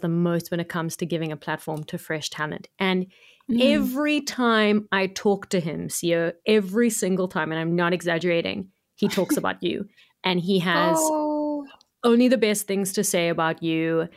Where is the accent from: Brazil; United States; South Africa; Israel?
South Africa; Cape Town, Western Cape; I'm from Cape Town